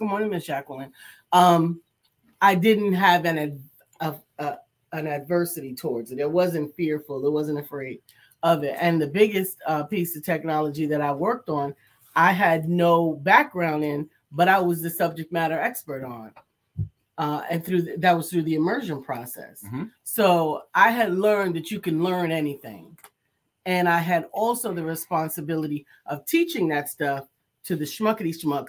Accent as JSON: {"language": "English", "region": "New York", "country": "United States", "said": "I'm from New York."}